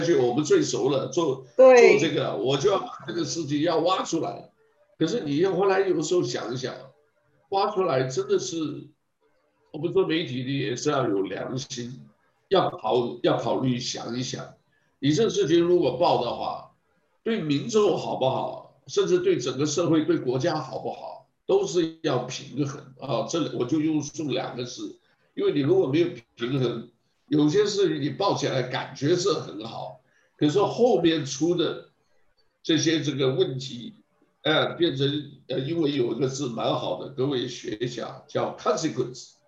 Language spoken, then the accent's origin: Chinese; China; 是啊，这个我们中国人都知道了，老外不会管你的，华人都很清楚